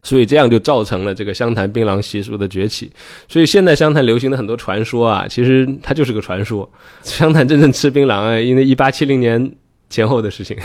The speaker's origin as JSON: {"language": "Chinese", "country": "China", "said": "当然我们中国人也是这么记录他们的"}